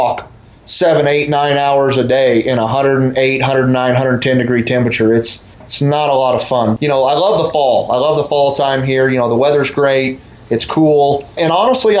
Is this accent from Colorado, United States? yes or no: yes; Colorado, United States; right here in the state that I grew up in Colorado